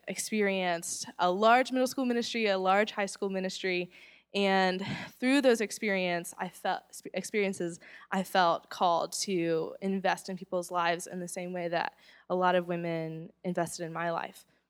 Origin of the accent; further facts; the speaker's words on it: Charlotte, North Carolina, United States; I grew up in Charlotte